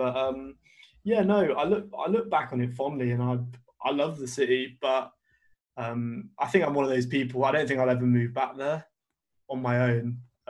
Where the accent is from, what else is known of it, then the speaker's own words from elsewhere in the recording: Birmingham, West Midlands, United Kingdom; both of us growing up in Birmingham, something that happens to me all the time is like people say, oh, you don't sound like you're from Birmingham.